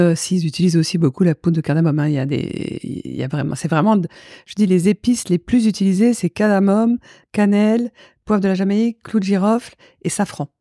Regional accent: Paris, Île-de-France, France; also born or lived in Souillac / Biarritz; suis plus parisienne, quoi. J'ai plus vécu à Paris que euh, dans le sud-ouest pour l'instant.

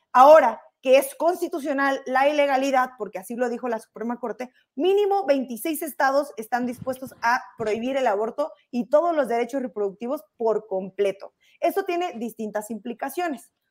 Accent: Tijuana, Baja California, Mexico; yo soy de Tijuana

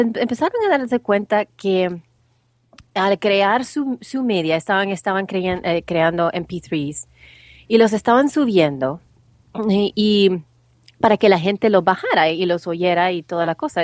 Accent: El Salvador; now in United States; soy salvadoreña, pero ya tengo muchísimos, muchísimos años de vivir en los Estados Unidos

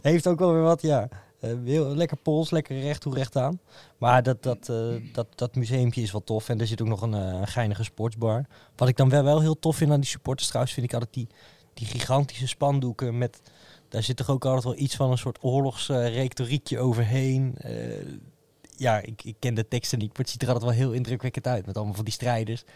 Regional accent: Utrecht, Netherlands; als Utrechter

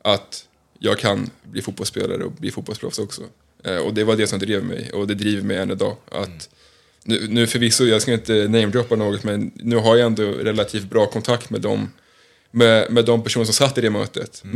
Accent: Stockholm, Stockholm County, Sweden; moved away; jag är från Stockholm, eh, har tillbringat mycket tid i AIK i mina yngre dagar

